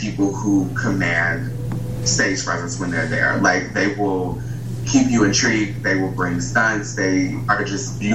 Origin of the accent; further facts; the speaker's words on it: Chicago, Illinois, United States; moved away; also born or lived in Indiana; I'm from Chicago, so I originated here, but I did move from Indiana to here, but like my birth origin place is definitely Chicago.